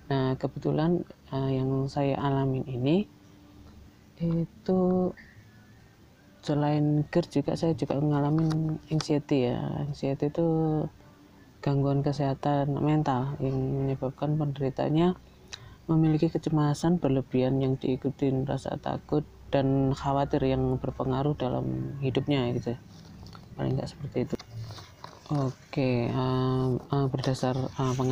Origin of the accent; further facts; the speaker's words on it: Yogyakarta, Special Region of Yogyakarta, Indonesia; Ya sebelumnya perkenalkan dulu saya dari Jogja.